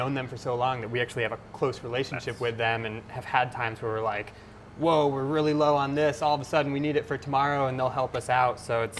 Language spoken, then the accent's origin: English; Potsdam, New York, United States; the Adirondacks, which is pretty close to where we grew up in mm-hmm. Potsdam.